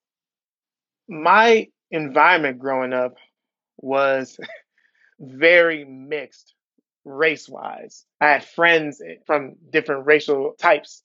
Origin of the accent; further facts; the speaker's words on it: Southern California, United States; now in Milwaukee, United States; I'm originally from Southern California, although I am currently in Milwaukee.